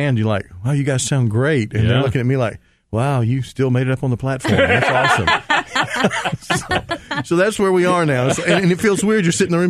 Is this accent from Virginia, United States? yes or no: no; Atlanta, Georgia, United States; also born or lived in Alabama / Cobb County, Georgia / Bartow County, Georgia; Well, originally I was born in Alabama, and then we moved to Atlanta when I was probably about 5 years old.